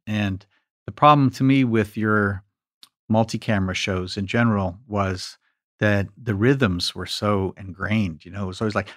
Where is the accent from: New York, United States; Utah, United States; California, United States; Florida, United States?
New York, United States; me growing up in New York